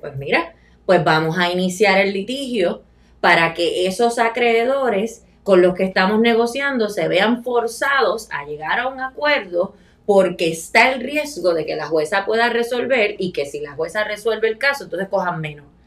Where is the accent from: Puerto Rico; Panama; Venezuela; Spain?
Puerto Rico; Añasco; mi pueblo de Añasco